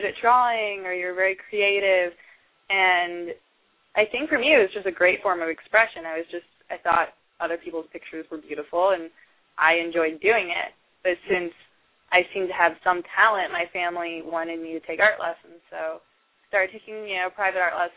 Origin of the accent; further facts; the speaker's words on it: the South, United States; moved away as an adult; also born or lived in Indiana; now in San Diego, United States; I was born in the South, and my family has the Southern hospitality. Growing up, my grandparents had a farm